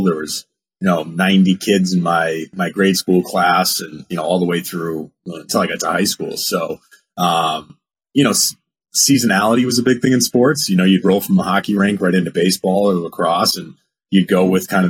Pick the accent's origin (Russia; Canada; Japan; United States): United States; New England; also born or lived in Wisconsin, United States; I was born in Wisconsin, lived there until 1990, so first 5 years of my life, and then we moved back to New England.